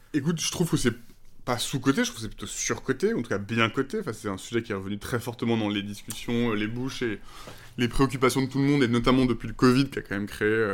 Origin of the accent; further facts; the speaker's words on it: La Rochelle, Nouvelle-Aquitaine, France; j'ai grandi en plus à La Rochelle